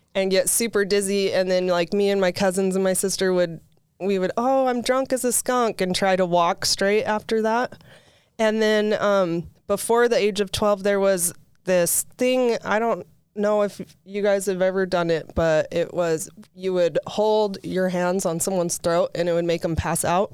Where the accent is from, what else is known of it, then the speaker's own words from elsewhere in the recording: St. George, Utah, United States; also born or lived in Pleasant Grove, Utah / Provo, Utah; when we moved to Saint George when I was in first grade, um, we lived out in Ivins